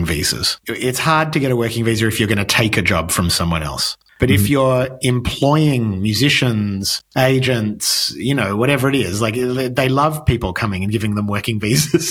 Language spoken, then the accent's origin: English; Australia; moved away as an adult; now in United States; my work as an Australian artist